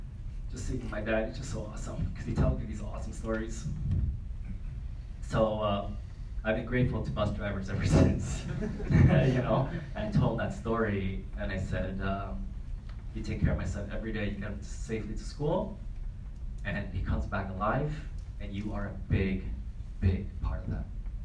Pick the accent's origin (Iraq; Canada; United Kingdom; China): Canada; So I'm from Canada, where it's like sick amount of snow and cold.